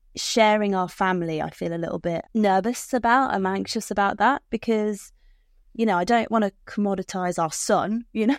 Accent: United Kingdom; I'm British.

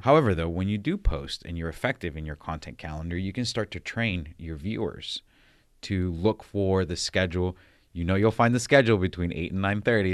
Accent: San Diego, California, United States; moved away; I'm from the West Coast, San Diego

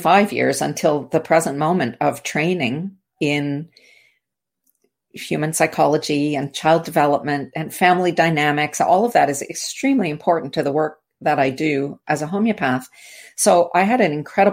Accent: Canada; I'm from the Commonwealth. I'm from Canada.

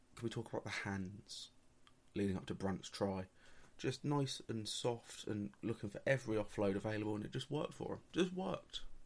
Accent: England, United Kingdom; for being English

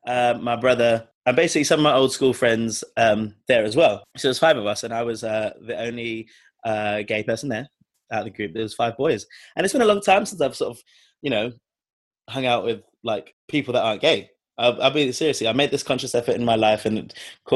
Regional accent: London, United Kingdom; we grew up in London

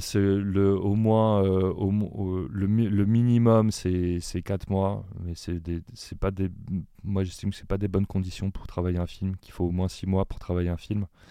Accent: Paris, Île-de-France, France; moi-même, je suis parisien, même si voilà, j'ai des, racines provinciales.

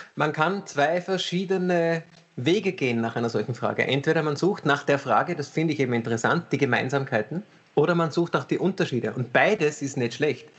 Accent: Vienna, Austria; first language German; Ich bin in Wien geboren, habe äh, sehe Deutsch irgendwie als meine Muttersprache

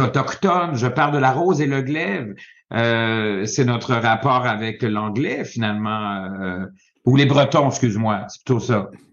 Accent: Quebec, Canada; je suis d'abord québécois, francophone

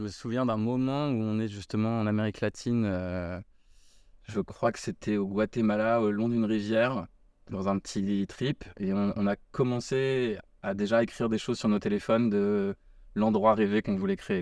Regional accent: Paris, Île-de-France, France; moved away as an adult; also born or lived in Australia; now in Bordeaux, France; Je suis parisien de souche.

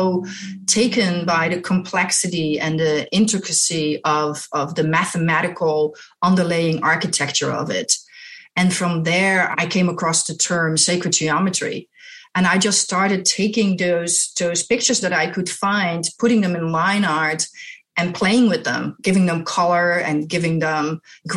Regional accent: Netherlands; I'm from Holland, the Netherlands, in Europe. I was born there. I was raised there and I went to art school there

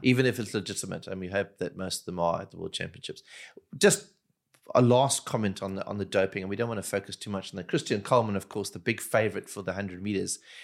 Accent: Durban, KwaZulu-Natal, South Africa; I grew up in Durban, which is a very tropical part of South Africa

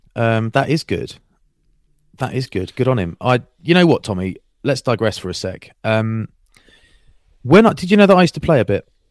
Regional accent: Maidstone, South East England, United Kingdom; my hometown. Glorious Maidstone.

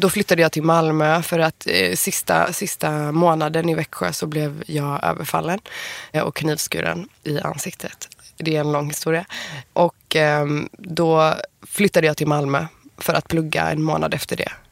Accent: Iran; Men det var ju sjukt, för då var jag ny i Stockholm och du vis hur visste du att jag var iranier?

